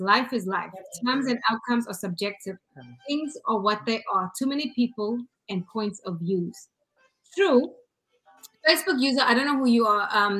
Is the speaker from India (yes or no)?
no; United States; because I'm American